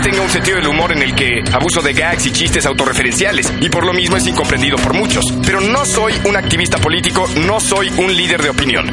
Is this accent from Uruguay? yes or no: no; Mexico